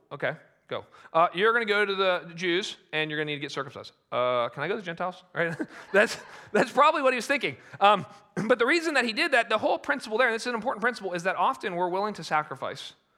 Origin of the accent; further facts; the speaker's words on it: United States; as Americans